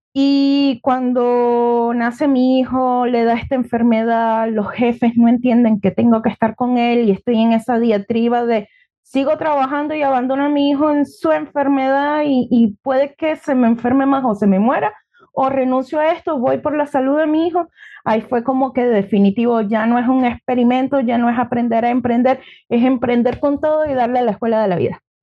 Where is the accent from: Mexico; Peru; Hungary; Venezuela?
Venezuela; Nueva Esparta; accent: Venezuelan; moved away as an adult; now in Chile; yo soy venezolana, tengo 35 años, hoy en día soy mamá, pero llegué acá a Chile en el año 2019.